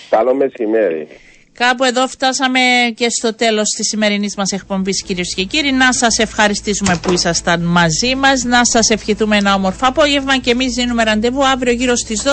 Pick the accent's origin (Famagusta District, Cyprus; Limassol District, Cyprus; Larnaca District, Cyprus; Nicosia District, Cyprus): Nicosia District, Cyprus; Strovolos; είμαι από τον Στρόβολο, ταλαιπωρούνται καθημερινά ώρε.